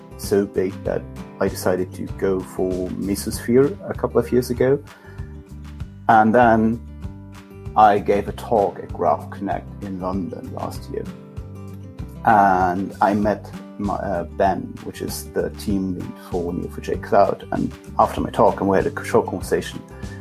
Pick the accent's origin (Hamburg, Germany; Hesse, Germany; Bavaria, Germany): Hesse, Germany; Kassel; I'm running a Java user group in my hometown, Kassel.